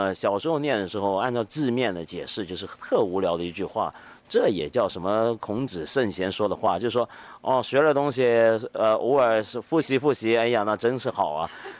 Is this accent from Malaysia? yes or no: no; Taiwan; now in Hong Kong; 我是我在香港出生，四个月大就到了台湾去住。